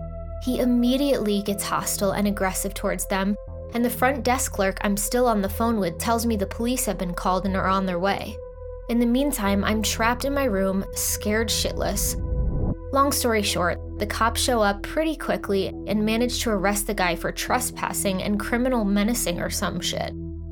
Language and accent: English; Texas, United States; moved away as an adult; now in New York, United States; I was born and raised in Texas, but I'd moved to New York when I was 21. So when I found out at the beginning of a week-long trip that I'd have a couple of overnights in Austin, I was super excited to go to my home state for a few days.